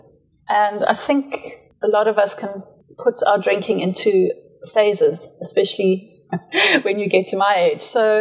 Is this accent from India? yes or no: no; Matabeleland, Zimbabwe; moved away as an adult; also born or lived in Johannesburg, South Africa / Eastern Cape, South Africa; now in Kleinemonde, South Africa; I was born in Zimbabwe, grew up on a ranch in Matabele land. I left Zim after school